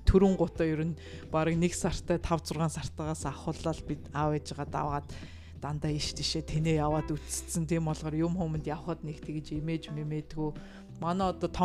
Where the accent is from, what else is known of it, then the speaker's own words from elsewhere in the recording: Mongolia; би Монголоос ирсэн